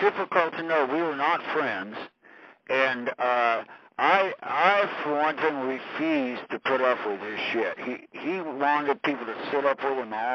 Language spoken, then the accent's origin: English; California, United States; moved away as an adult; also born or lived in Hollywood; I was from California, and I had come from Hollywood